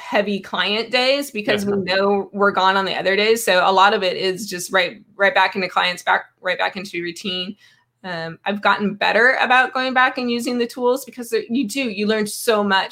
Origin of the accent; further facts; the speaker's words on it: Seattle, Washington, United States; now in Oregon, United States; I'm from Seattle, so I'm a Northwest girl.